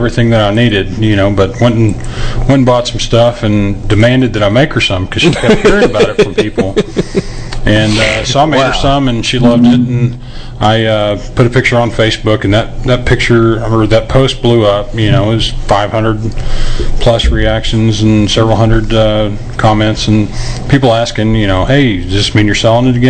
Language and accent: English; Lubbock, Texas, United States; I'd take her up to Lubbock, you know, my hometown.